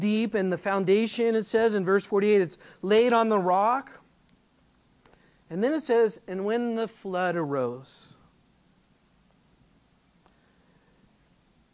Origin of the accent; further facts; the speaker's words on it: California, United States; now in Flower Mound, United States; I'm from California.